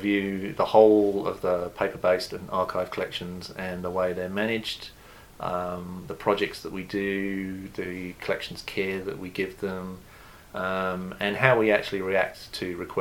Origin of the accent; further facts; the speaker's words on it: United Kingdom; moved away as an adult; also born or lived in London; now in New Zealand; as you can probably determine from my accent, I'm originally from the UK.